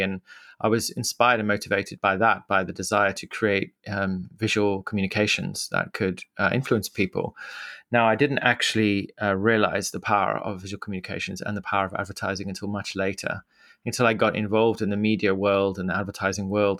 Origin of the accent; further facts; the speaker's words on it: Mutare, Manicaland, Zimbabwe; accent: Zimbabwean; moved away as an adult; now in London, United Kingdom; I grew up in Zimbabwe, which is a small country, landlocked country in southern Africa